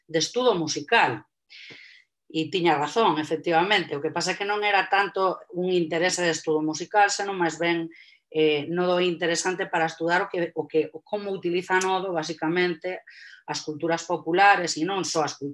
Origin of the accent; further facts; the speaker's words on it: Galicia, Spain; a min como galega